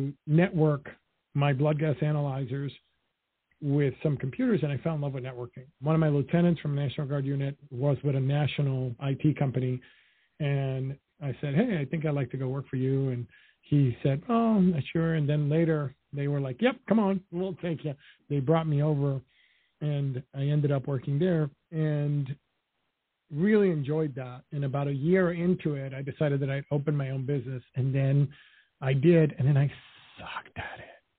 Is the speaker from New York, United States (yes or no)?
yes; New York City, New York, United States; also born or lived in Dominican Republic; I grew up in Washington Heights in Harlem. When I was 5 years old, my parents split up. So I spent 5 years in Dominican Republic, which is where my parents are from